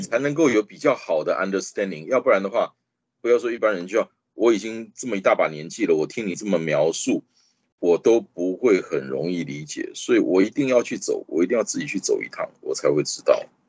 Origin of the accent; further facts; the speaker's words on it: Taiwan; I'm proudly from Taiwan。我很骄傲的，我是来自台湾的